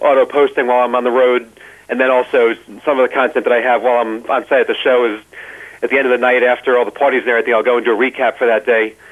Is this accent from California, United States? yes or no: no; New Jersey, United States; accent: Jersey; my Jersey accent